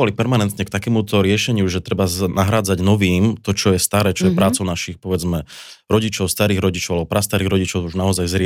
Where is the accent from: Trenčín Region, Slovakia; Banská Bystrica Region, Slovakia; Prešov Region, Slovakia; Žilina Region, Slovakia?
Žilina Region, Slovakia; Orava; moved away; also born or lived in Bratislava; Tak ja sám som rodak z Oravy.